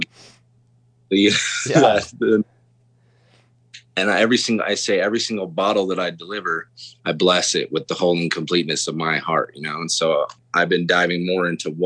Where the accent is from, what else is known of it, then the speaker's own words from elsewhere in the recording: Taos, New Mexico, United States; also born or lived in Bozeman, Montana; now in Denver, United States; I was born in Bozeman, Montana. So, and also I was left Bozeman when I was 3 years old with my mom, and we moved to Taos, New Mexico.